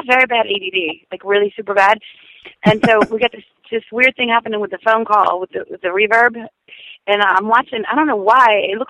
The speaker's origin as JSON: {"language": "English", "region": "the South", "country": "United States", "said": "I'm from the South."}